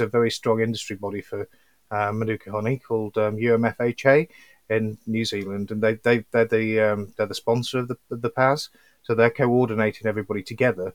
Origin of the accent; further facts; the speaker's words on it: Yorkshire and the Humber, United Kingdom; I'm from Yorkshire